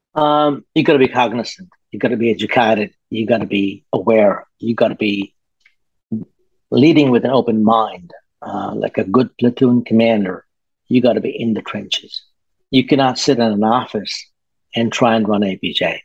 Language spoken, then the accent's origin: English; Australia; moved away as an adult; now in Singapore; I am um, based in Singapore. I come from Australia.